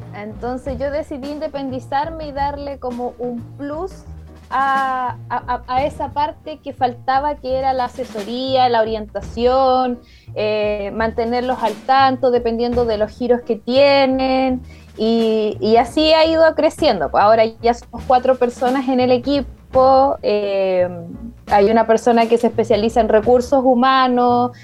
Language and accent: Spanish; Concepción, Biobío, Chile; also born or lived in Santiago; yo soy nacida acá en Concepción